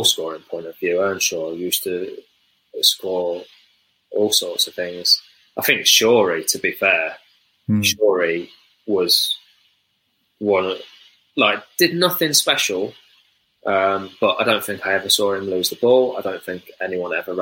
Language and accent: English; Melton Mowbray, East Midlands, United Kingdom; I was a Hull City fan growing up in Melton, so like a Leicestershire village town